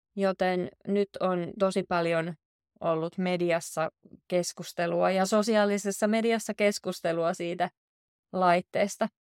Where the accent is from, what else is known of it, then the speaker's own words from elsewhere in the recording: Southern Finland, Finland; now in Oulu, Finland; Mä oon itse kotoisin Etelä-Suomesta, mutta nyt kun mä asun täällä Oulussa